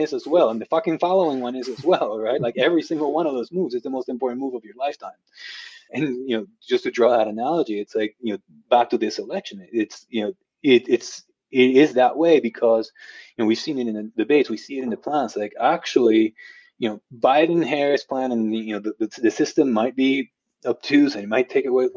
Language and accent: English; Guatemala; now in United States; I'm originally from Guatemala. I became a U.S. citizen in 2018